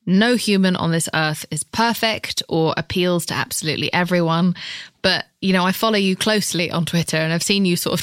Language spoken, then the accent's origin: English; United Kingdom; I'm British